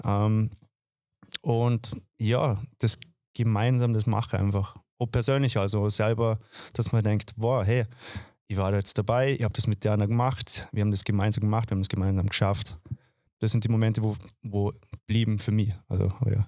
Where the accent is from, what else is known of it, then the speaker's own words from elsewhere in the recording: Dornbirn, Vorarlberg, Austria; moved away as an adult; also born or lived in Vienna; now in Semmering, Austria; ich komme eigentlich aus dem Ländle, ich komme eigentlich aus Dorabera, wohne seit sechs